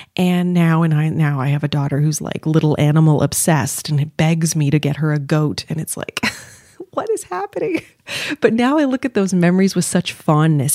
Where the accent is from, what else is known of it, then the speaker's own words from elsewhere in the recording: Montreal, Quebec, Canada; moved away as an adult; now in Toronto, Canada; I'm living in Toronto. Now I'm from Montreal.